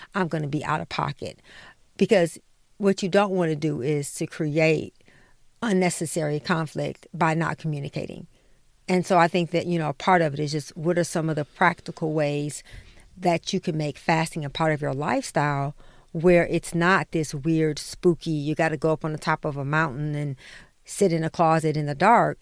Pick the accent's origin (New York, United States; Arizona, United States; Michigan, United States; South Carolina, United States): Michigan, United States; Detroit; we grew up in Detroit